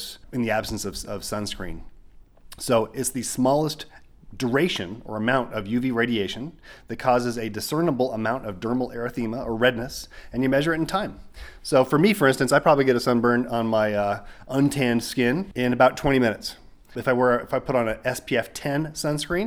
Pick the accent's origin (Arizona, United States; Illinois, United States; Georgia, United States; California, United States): Arizona, United States; now in New Mexico, United States; I grew up in Arizona